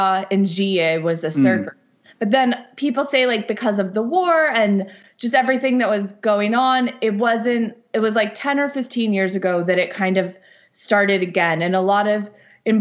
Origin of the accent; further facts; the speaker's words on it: Southampton, New York, United States; moved away as an adult; also born or lived in Lebanon; growing up in New York